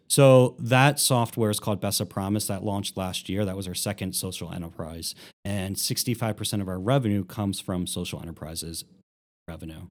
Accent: Philadelphia, Pennsylvania, United States; moved away as an adult; now in Columbus, United States; I grew up in Philadelphia

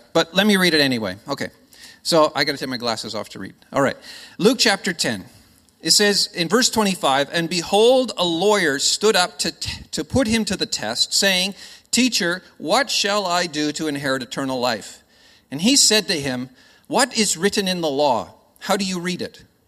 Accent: Canada; accent: Canadian; now in Australia; I'm not from here. I am Canadian by birth

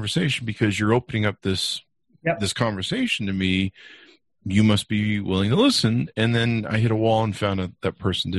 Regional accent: Las Vegas, Nevada, United States; I come from Vegas.

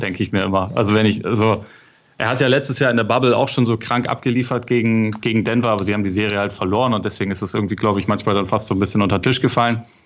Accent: Northern Germany, Germany; bei uns in Norddeutschland

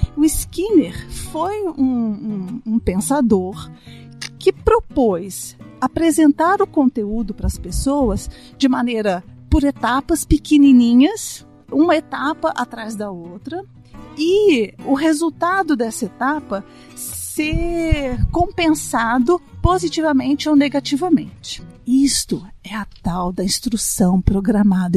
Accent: Itajubá, Minas Gerais, Brazil; eu sou de Itajubá, essa cidade no sul de Minas.

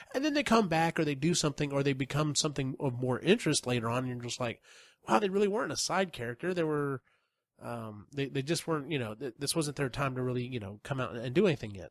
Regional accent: United States; being being an American

